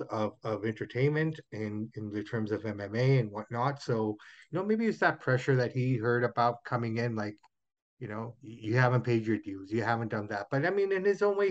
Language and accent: English; Toronto, Ontario, Canada; that's my hometown and that's where I was born.